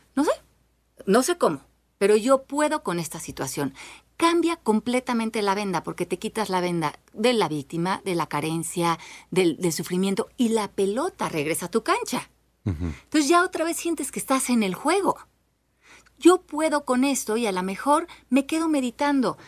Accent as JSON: {"language": "Spanish", "country": "Mexico", "said": "Nosotros como mexicanos"}